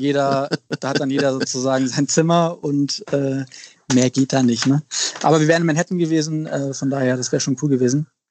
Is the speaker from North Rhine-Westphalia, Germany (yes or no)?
no; Lüneburg Heath, Lower Saxony, Germany; moved away as an adult; also born or lived in Australia / Milan / Paris / London; now in Hamburg, Germany; ich bin in Hamburg geboren, und deswegen würde ich mich schon auch als Hamburger bezeichnen. Ich bin äh, zwar auf dem Land groß geworden, also in Niedersachsen in Lüneburger Heide